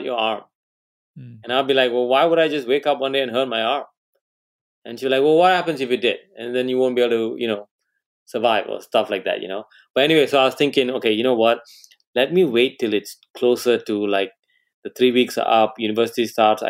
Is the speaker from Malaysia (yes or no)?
yes; Malaysia; moved away as an adult; also born or lived in England; I come from Malaysia.